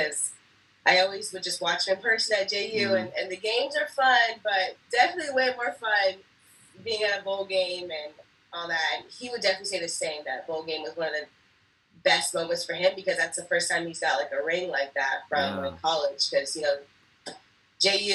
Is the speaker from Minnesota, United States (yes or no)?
no; New York, United States; moved away; I'm originally from New York. So I grew up a Giants fan, Yankees fan, New York Knicks